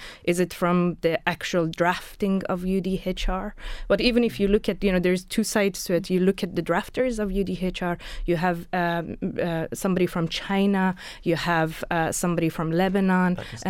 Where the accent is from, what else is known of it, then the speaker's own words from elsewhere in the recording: Iran; now in Ireland; I come from Iran. And you know, and I'm an academic and I'm an activist